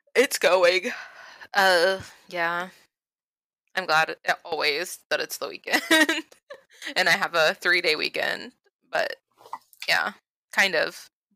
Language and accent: English; Florida, United States; moved away; I'm from Florida